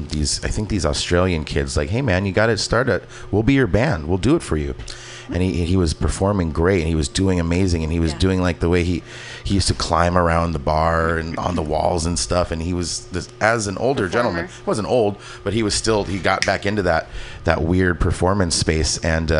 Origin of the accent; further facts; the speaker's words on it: California, United States; I grew up in the Valley. Yeah. I'm